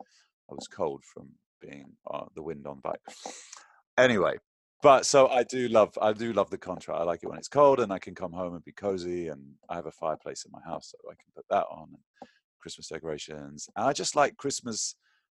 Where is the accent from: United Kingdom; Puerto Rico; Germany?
United Kingdom; London; now in United States; growing up in London, in England